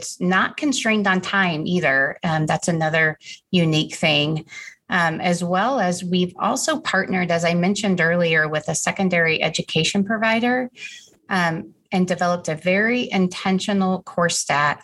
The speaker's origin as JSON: {"language": "English", "town": "Wichita", "region": "Kansas", "country": "United States", "tie": "born or raised there", "said": "I grew up in Wichita, Kansas, went to school at Wichita State University"}